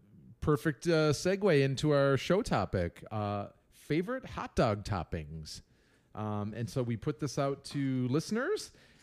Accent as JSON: {"language": "English", "town": "Chicago", "region": "Illinois", "country": "United States", "accent": "Chicago", "said": "Drag it through the garden, you jag off. That's my Chicago lame accent."}